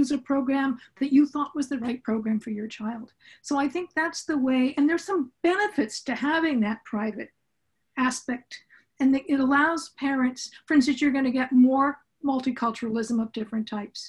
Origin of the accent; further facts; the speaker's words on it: Southern California, United States; I grew up in Southern California with parents who were college professors